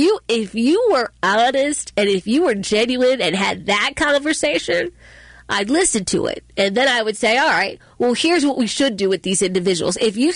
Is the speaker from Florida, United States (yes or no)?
no; Baltimore, Maryland, United States; I grew up in West Baltimore, and I barely got out